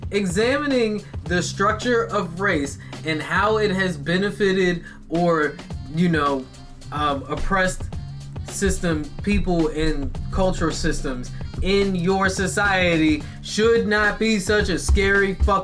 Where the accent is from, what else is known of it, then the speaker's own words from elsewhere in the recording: United States; Have to say it because I'm American.